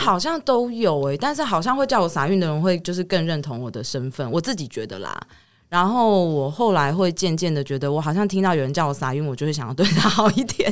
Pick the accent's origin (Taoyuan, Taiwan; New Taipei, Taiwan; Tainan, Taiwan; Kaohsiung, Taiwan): Taoyuan, Taiwan; Lalashan; 我是来自拉拉山的泰雅族人